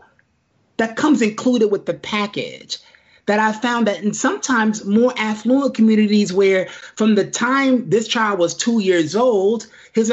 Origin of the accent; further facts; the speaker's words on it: New York City, New York, United States; moved away; a kid growing up in Brooklyn